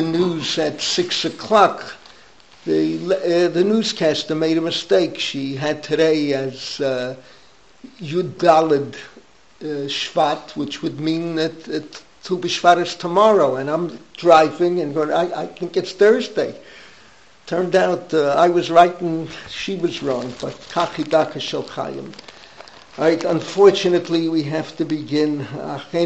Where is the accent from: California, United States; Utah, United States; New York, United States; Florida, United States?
New York, United States; New York City; I was growing up in the Bronx